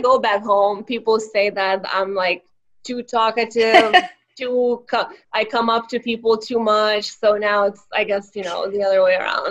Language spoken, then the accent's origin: English; Vilnius, Vilnius County, Lithuania; first language Lithuanian; English is a second language; moved away as an adult; now in Northern Virginia, United States; So I was born in Vilnius, the capital city of Lithuania, a small Eastern European country, and I moved to the U.S. in 2012.